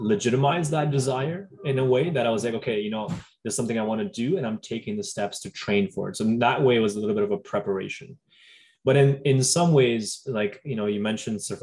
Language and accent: English; Delhi, India; now in Toronto, Canada; I grew up in Delhi